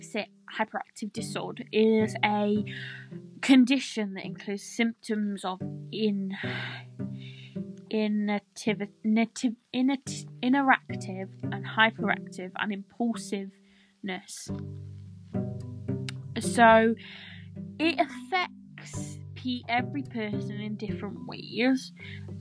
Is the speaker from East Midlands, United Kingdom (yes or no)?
yes; Nottingham, East Midlands, United Kingdom; I am from Nottingham, England